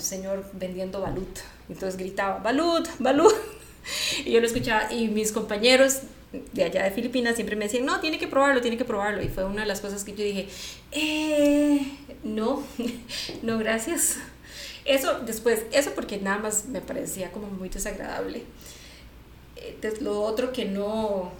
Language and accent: Spanish; San José, Costa Rica; yo soy de aquí de San José